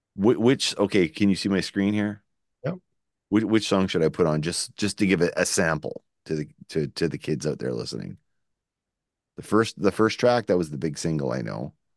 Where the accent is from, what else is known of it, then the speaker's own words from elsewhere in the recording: Shediac, New Brunswick, Canada; That's not where we're from. We're actually from Shityak